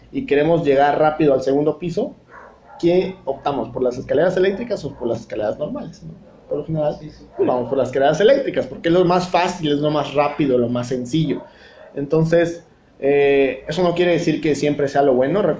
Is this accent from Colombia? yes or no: no; Chiapas, Mexico; moved away; also born or lived in Tabasco; Eh, soy nativo de, aquí de Chiapas, aunque viví mucho tiempo en Tabasco y probablemente el acento aún lo tenga eh, marcado, pero este, obviamente estimo mucho a Tabasco, pero bueno, mi corazón es de aquí de Chiapas. Así es que, eh, pues bueno, aquí resido actualmente.